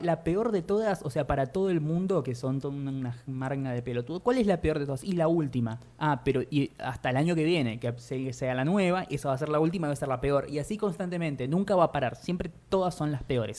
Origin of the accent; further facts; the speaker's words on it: Buenos Aires Province, Argentina; Yo nací en la provincia de Buenos Aires, por fuera de la ciudad